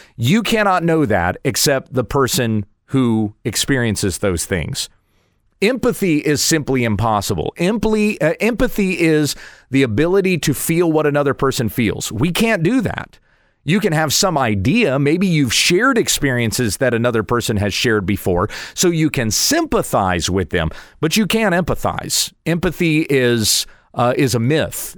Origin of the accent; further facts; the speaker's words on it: United States; I am an American, so I live in an American context